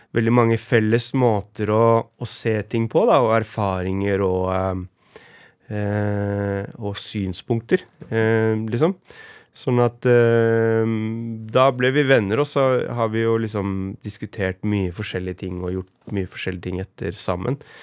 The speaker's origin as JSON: {"language": "Norwegian", "region": "Oslo", "country": "Norway", "tie": "born or raised there", "said": "jeg vokste opp på Romsås."}